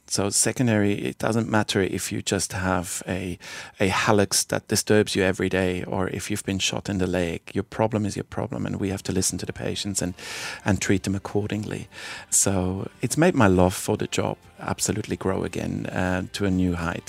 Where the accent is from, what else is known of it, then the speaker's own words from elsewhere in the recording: Basel, Basel-Stadt, Switzerland; moved away as an adult; also born or lived in Fremantle, Western Australia; now in Albany, Australia; head of the trauma department in my hometown of Basel